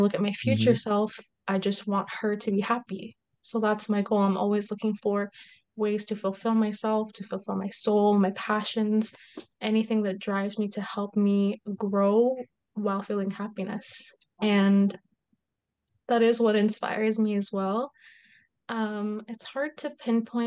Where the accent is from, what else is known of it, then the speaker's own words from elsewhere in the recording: Kuwait; moved away as an adult; I grew up in Kuwait. So I'm half Egyptian, half Kuwaiti, but born and raised in Kuwait.